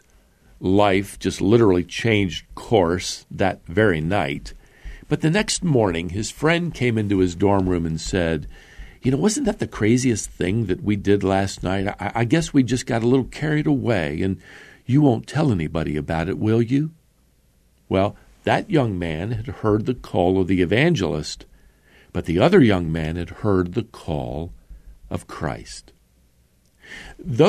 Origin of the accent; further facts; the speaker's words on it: Norfolk, Virginia, United States; When I grew up in Norfolk, Virginia, there on Red Brook Road, just off Military Highway